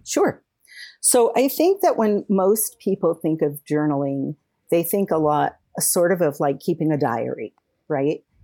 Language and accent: English; California, United States; moved away; also born or lived in Colorado; I was moving from Colorado back home to California